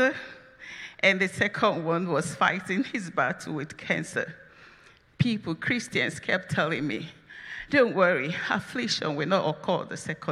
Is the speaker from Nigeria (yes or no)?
yes; Nigeria; now in United States; I am from Nigeria